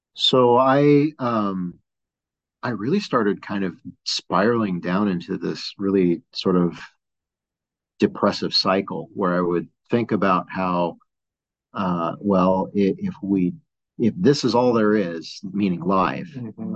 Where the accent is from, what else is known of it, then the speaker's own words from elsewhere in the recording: San Gabriel Valley, Los Angeles area, California, United States; moved away as an adult; now in Flagstaff, United States; grew up in the LA area, uh, born and raised uh, in San Gabriel Valley